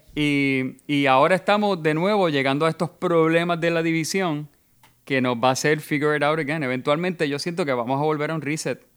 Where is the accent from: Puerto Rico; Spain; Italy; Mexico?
Puerto Rico; somos negros, europeos y taínos